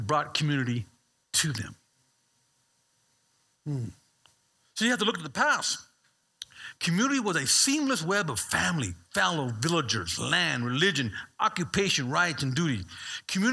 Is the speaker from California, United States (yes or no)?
yes; Bay Area, California, United States